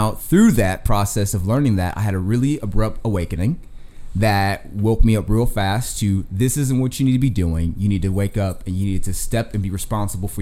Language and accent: English; the South, United States; I'm from the South. My family's from the South, Florida, Georgia, Texas